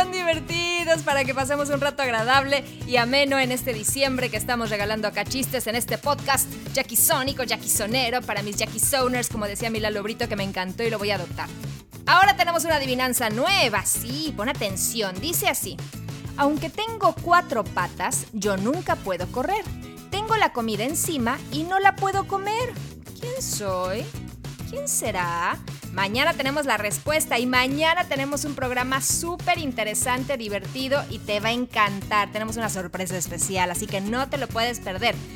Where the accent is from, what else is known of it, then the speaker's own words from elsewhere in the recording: Mexico City, Mexico; soy de la Ciudad de México